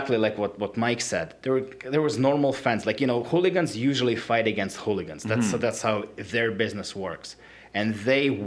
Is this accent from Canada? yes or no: no; Siberia, Russia; moved away; I'm from Siberia